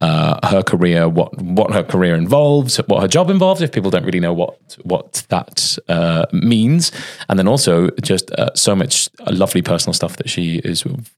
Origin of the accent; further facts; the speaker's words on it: Cardiff, Wales, United Kingdom; accent: Cardiff; now in London, United Kingdom; when I was growing up, I'm from Cardiff, and obviously that accent is very, very quick. And I came to London